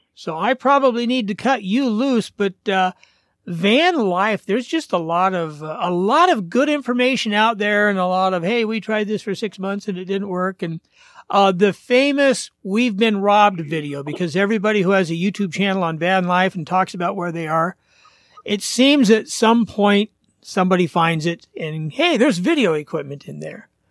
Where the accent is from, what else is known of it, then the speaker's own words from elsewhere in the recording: Portland, Oregon, United States; moved away; I grew up in Portland.